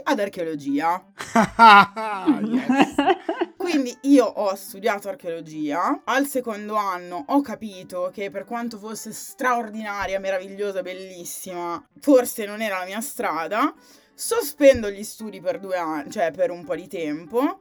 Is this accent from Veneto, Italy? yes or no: no; Sondrio, Lombardy, Italy; now in Milan, Italy; Non sono molto felice di essere nata a Sondrio, però sono nata lì